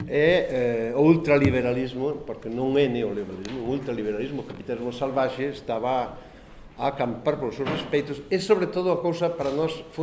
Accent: Galicia, Spain; accent: Galician

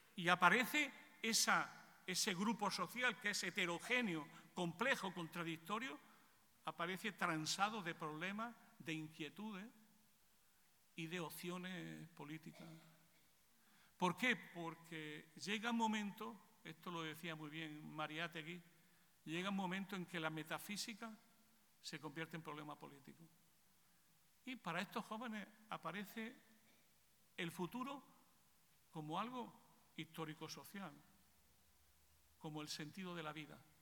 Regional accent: Spain; en mi país

